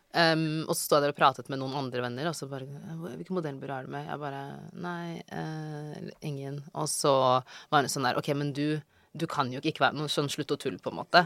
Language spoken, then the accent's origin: Norwegian; Oslo, Norway; moved away as an adult; also born or lived in Bøler, Oslo / Drammen / New York; Jeg er fra Ellingsrud. Mm -hmm. Flyttet dit i 2005, tror jeg. Mm -hmm. Så bodde, mm, altså sånn, bodde der mesteparten av min oppvekst